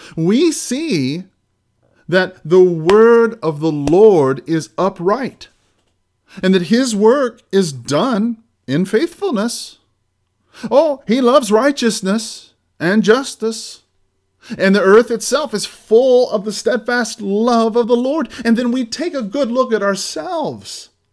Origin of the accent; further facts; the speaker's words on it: United States; as American Christians